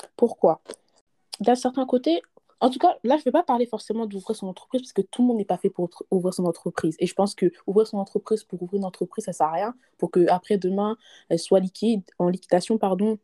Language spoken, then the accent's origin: French; France; on est nés en France, on a grandi du moins en France